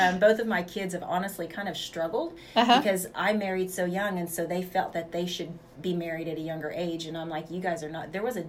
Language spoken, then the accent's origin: English; Woodward, Oklahoma, United States; also born or lived in Bellflower, California / Hinton, Oklahoma; So my mom moved there. Moved from there when I was 2, and I was raised between Woodward, the Hinton area, and stuff like that.